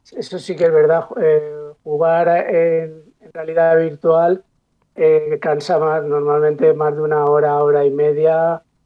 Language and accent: Spanish; Paterna, Valencian Community, Spain; mi pueblo, que yo soy de Paterna